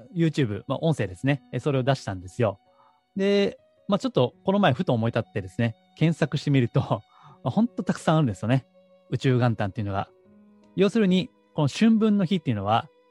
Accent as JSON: {"language": "Japanese", "region": "Osaka", "country": "Japan", "tie": "born or raised there", "moved": "yes", "said": "高校は地元の進学校だったんですね。えーまあ、当時大阪ですけども、大阪の地元では一番こう偏差値の高い高校に"}